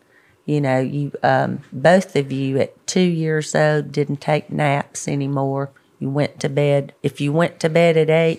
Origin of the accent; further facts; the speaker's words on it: Birmingham, Alabama, United States; So, Birmingham.